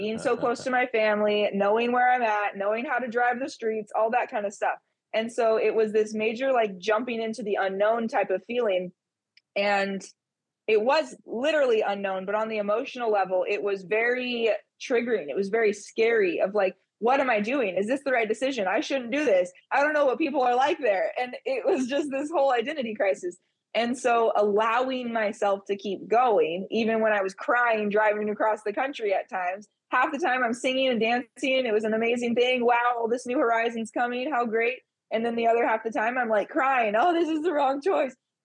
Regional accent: California, United States; moved away as an adult; I was born and raised in California. I moved around a couple different cities and locations in the state, but that's where I was from

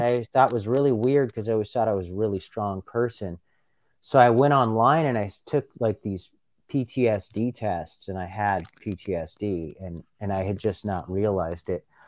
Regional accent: Los Angeles, California, United States; I grew up in Los Angeles in the nineteen nineties

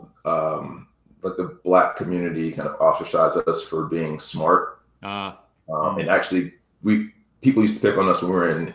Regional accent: DeKalb County and Rockdale County, Georgia, United States; when we moved from DeKalb County to Rockdale County

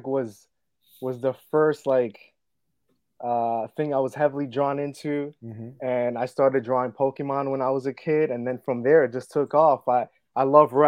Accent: West New York, New Jersey, United States; I'm from West New York, man. Been here all my life

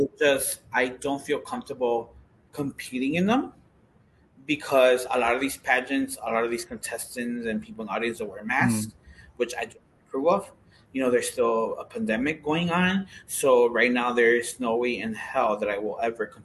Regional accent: Chicago, Illinois, United States; I grew up in Huma Park, a lot of my friends were Puerto Rican

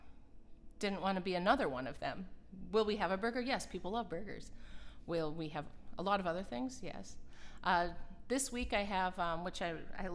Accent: Minnesota, United States; accent: Minnesota; moved away; also born or lived in Colorado; my Minnesota accent

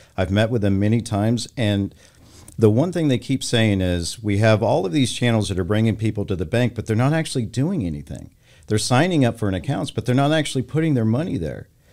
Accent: Texas, United States; moved away; also born or lived in California; I grew up in Texas

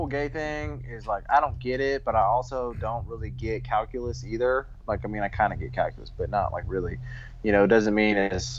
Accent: Houston, Texas, United States; I grew up in Houston

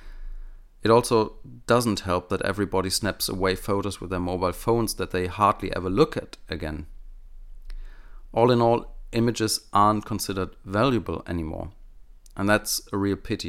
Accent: Germany; accent: German; first language German; English is a second language; my native German speaking skills

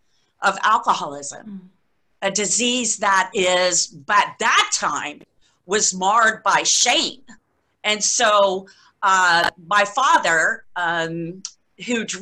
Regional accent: Key West, Florida, United States; I was born and raised in Key West, Florida. I'm what they call a conk

